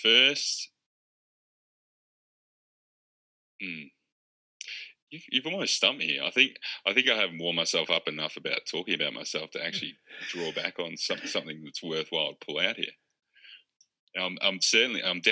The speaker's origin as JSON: {"language": "English", "town": "Bendigo", "region": "Victoria", "country": "Australia", "tie": "born or raised there", "said": "my hometown Bendigo is renowned for for doing what's called rat laps"}